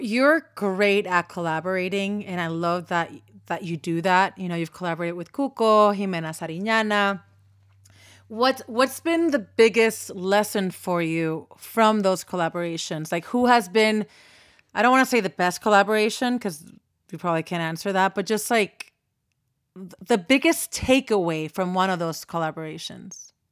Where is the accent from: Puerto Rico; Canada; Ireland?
Puerto Rico; I was born and raised in Puerto Rico